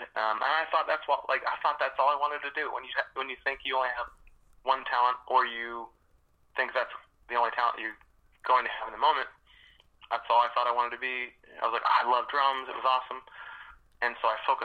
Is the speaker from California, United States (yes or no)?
no; Albany, New York, United States; also born or lived in Boston, Massachusetts / Lawrence, Massachusetts; we were raised like a mix of Albany, New York, for 6 years